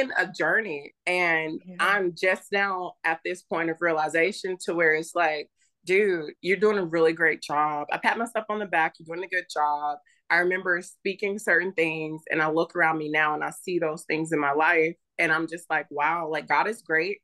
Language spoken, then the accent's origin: English; the South, United States; also born or lived in North Dakota / Arkansas / Louisiana; I was born in North Dakota. My mom was in the Air Force. After she had me, she decided to move back down south. So I grew up mostly in Arkansas and Louisiana, the backwoods area